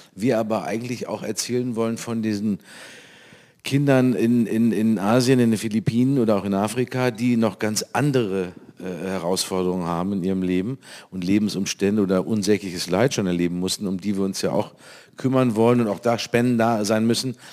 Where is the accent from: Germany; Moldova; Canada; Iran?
Germany; North Rhine-Westphalia; also born or lived in Cologne; bei uns in Nordrhein-Westfalen